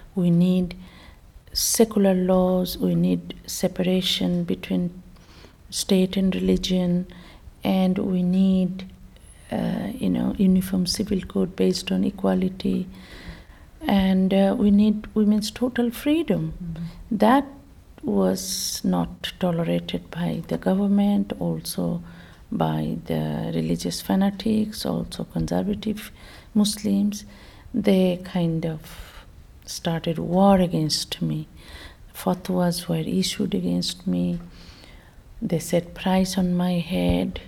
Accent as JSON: {"language": "English", "country": "Bangladesh", "tie": "born or raised there", "moved": "as an adult", "said": "I was born in Bangladesh"}